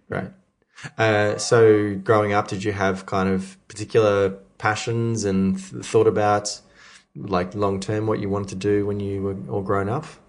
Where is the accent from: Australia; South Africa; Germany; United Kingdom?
Australia; Melbourne, Victoria; growing up in Melbourne, you know, myself